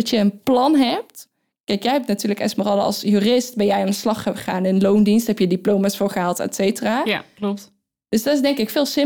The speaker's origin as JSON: {"language": "Dutch", "region": "North Brabant", "country": "Netherlands", "said": "ik kom uit Brabant. Dat kundigen vast niet horen. Nee, want ik spreek helemaal geen Brabants."}